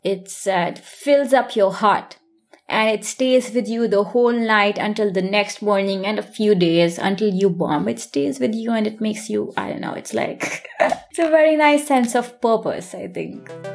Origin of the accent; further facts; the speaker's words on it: India; moved away as an adult; now in Germany; I am originally from India